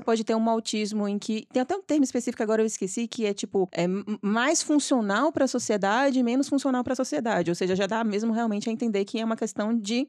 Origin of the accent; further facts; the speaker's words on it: Salvador, Bahia, Brazil; eu sou de Salvador